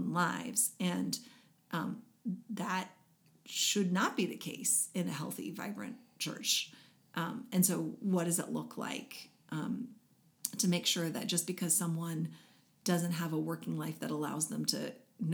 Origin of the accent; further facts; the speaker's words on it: United States; as American Christians